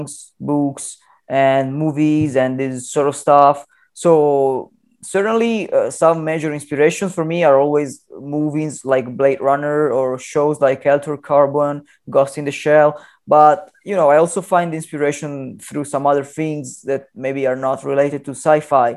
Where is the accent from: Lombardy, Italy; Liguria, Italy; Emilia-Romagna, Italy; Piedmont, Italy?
Piedmont, Italy; Turin; now in Milan, Italy; I attended high school for graphic and photographic arts in my hometown, which is Turin in Italy.